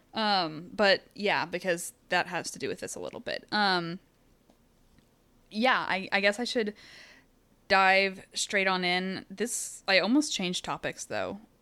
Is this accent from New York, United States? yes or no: no; Texas, United States; in Texas, we have watched this happen over and over and over again